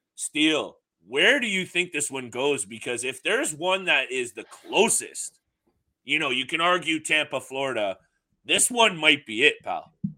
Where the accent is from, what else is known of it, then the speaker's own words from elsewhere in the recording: Canada; we're Canadian